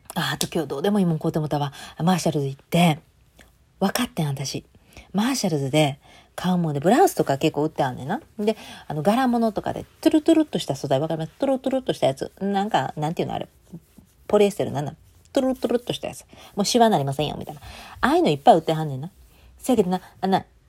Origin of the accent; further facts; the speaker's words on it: Japan; moved away as an adult; now in United States; 私の地元では、あれです、お祭りの時なんだ。ね、10月10日なんですよ。